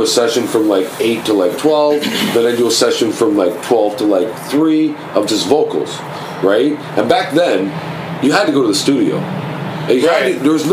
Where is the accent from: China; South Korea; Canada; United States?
Canada; Toronto, Ontario; I'm from Scarborough.